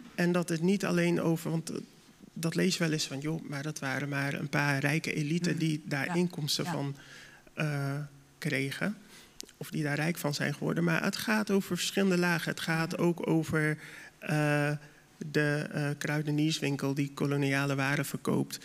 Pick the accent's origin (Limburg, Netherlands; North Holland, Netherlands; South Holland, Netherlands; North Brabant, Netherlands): South Holland, Netherlands; Dordrecht; als Dordtenaar zijnde